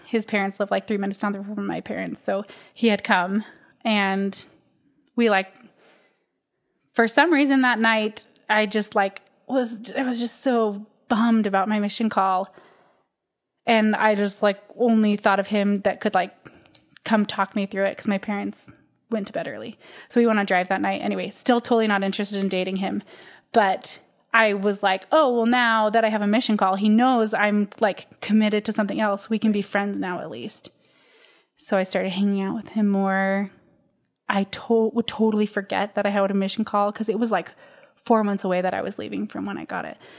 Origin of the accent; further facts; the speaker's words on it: Utah, United States; Born and raised in Utah